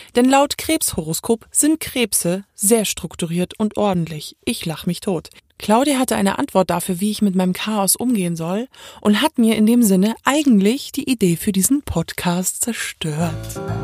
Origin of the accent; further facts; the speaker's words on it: Munich, Bavaria, Germany; ich bin in München geboren